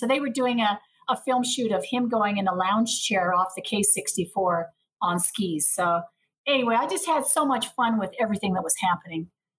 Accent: Perth, Western Australia, Australia; also born or lived in Montana, United States; Well, I was born in Montana. My mom took us to Australia. She's a professor of Indigenous education, so at the Edith Cowan University in Perth. So I kind of grew up and went to college and uni there.

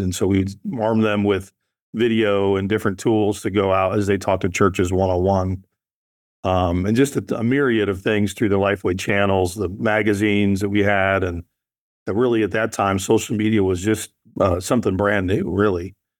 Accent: Nashville, Tennessee, United States; I'm from the South, right? I'm from Nashville.

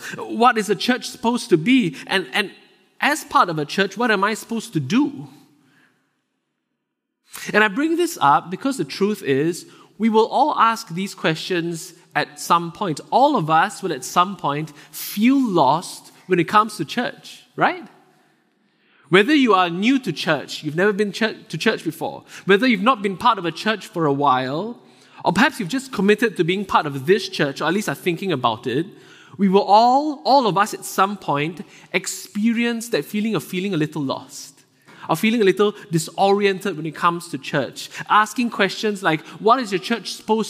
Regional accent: Singapore; moved away as an adult; now in Vancouver, Canada; I'm originally from Singapore. It's a very small country in Southeast Asia. I moved here with my wife about four and a half years ago.

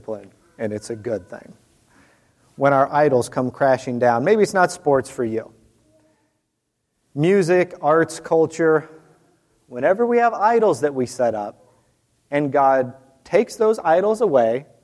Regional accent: Fort Wayne, Indiana, United States; I'm from Fort Wayne, Indiana, so I grew up in the Bobby Knight days

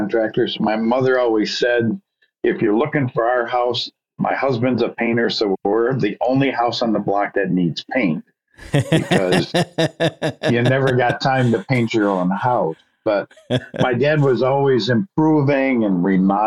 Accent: Muskegon, Michigan, United States; I grew up and still live in now Muskegon, Michigan

